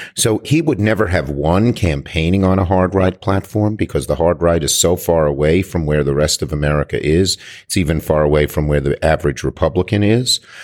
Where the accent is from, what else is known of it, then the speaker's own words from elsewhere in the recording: New York, United States; I'm a New Yorker